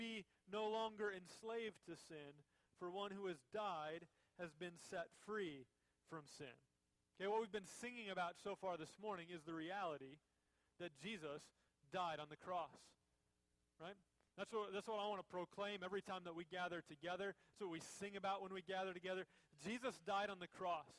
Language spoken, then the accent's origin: English; Minnesota, United States; moved away; When I was a little kid, I grew up in Minnesota